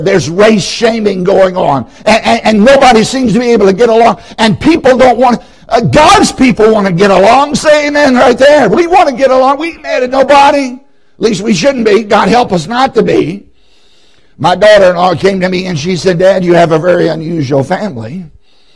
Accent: Southside, Virginia, United States; I grew up in Southside, Virginia

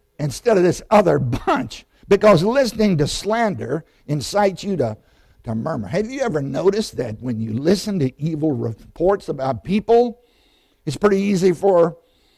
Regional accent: Southside, Virginia, United States; I grew up in Southside, Virginia, Randolph Henry High School

